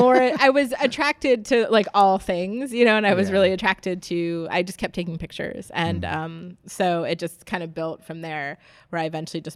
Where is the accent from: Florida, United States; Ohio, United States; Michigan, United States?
Florida, United States; Jacksonville; born there; No, so technically I was born in Florida.